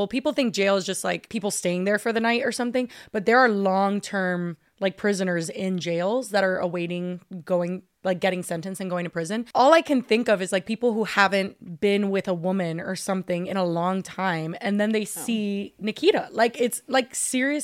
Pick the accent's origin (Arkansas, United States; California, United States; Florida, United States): Florida, United States; Miami; born and raised in Miami-Dade County